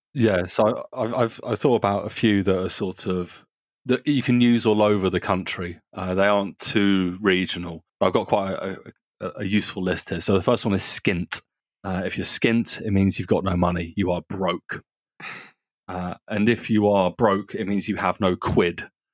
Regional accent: Surrey and Sussex, South East England, United Kingdom; accent: southerner; moved away as an adult; also born or lived in Germany; now in Nuremberg, Germany; I was actually born in Germany, and then I grew up in Surrey and Sussex, uh, which is south of London.

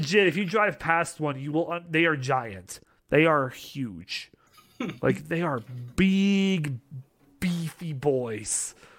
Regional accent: Canada; being Canadian

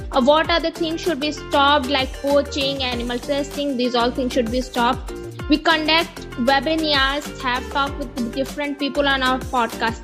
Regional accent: Uttar Pradesh, India; I'm 17 years old, a high school sophomore from India, basically based in Uttar Pradesh state

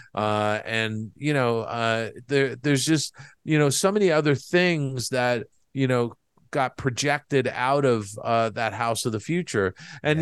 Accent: East Coast, United States; moved away; I grew up on the East Coast

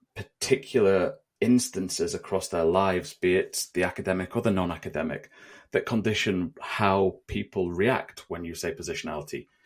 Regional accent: United Kingdom; me being a British national

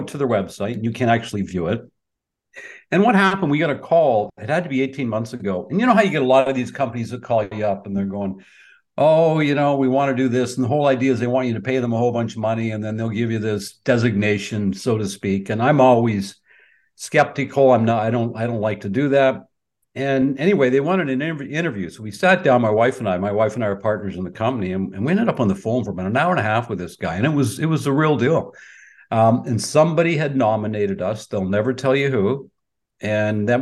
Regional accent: Peterborough, Ontario, Canada; also born or lived in Markham, Ontario; I was born and raised in Peterborough, Ontario

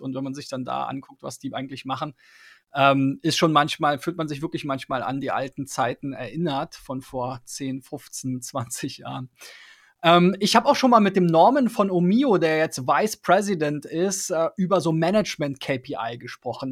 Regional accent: Germany

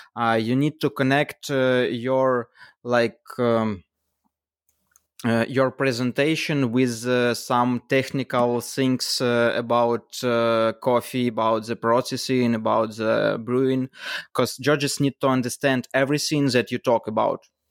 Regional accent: Kyiv, Ukraine; from, uh, Kyiv, Ukraine.

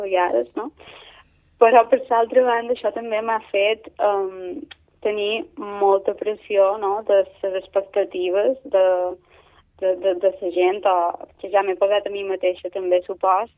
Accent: Manacor, Balearic Islands, Spain; Manacor és el meu poble

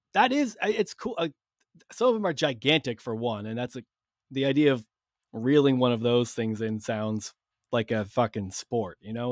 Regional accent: Cape Cod, Massachusetts, United States; growing up on Cape Cod

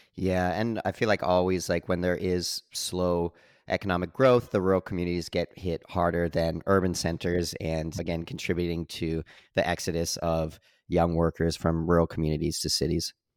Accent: Canada; growing up in Canada

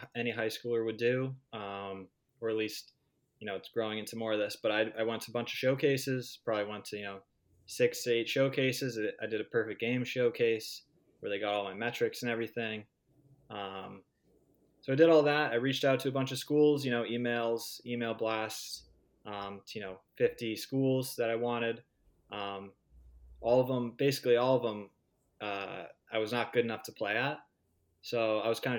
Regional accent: Burbank, California, United States; moved away as an adult; now in Boston, United States; I'm from Burbank, California. So I went to Burbank High School

